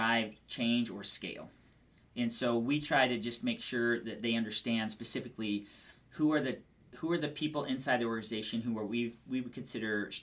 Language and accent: English; Albuquerque, New Mexico, United States; moved away as an adult; now in Phoenix, United States; born and raised in Albuquerque, New Mexico, moved out here to Phoenix, Arizona about 12 years ago.